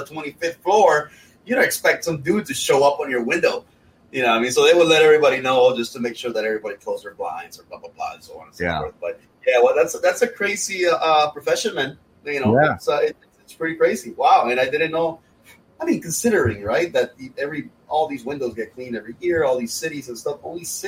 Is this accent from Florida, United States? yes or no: yes; Miami, Florida, United States; it's funny because I mentioned I'm from Miami, right? And I lived in Brickell in downtown Miami